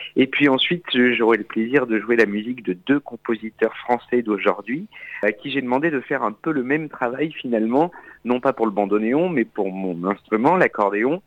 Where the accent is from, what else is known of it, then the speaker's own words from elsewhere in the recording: Auvergne-Rhône-Alpes, France; also born or lived in Châteauroux; now in Paris, France; Je suis né en Auvergne, mais j'ai habité 5 ans à Châteauroux